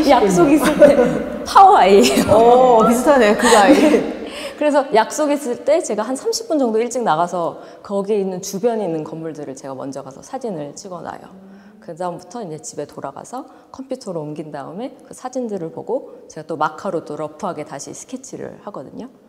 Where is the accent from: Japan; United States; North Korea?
United States; born there; also born or lived in Seoul; 아무래도 미국에서 태어나고 해외 생활을 오래 하다 보니까 저의 집은 어딘가 계속 생각을 했던 것 같아요. 그래서 요번 고민을 해보니까 아 서울이 아무래도 나의 뿌리다